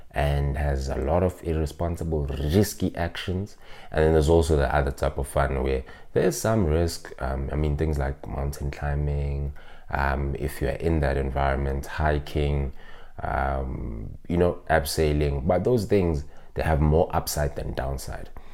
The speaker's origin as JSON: {"language": "English", "country": "South Africa", "said": "I'm from Ekasi, which we call a township"}